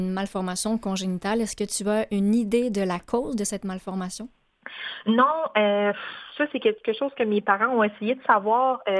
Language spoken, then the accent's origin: French; Mauricie, Quebec, Canada; je suis native de la région de la Mauricie